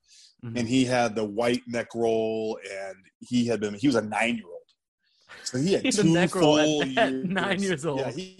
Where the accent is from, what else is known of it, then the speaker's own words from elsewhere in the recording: Kent, Washington, United States; also born or lived in San Jose, California; And then 3 weeks later, I was back in Washington. So I was raised in Kent and went to East Elementary.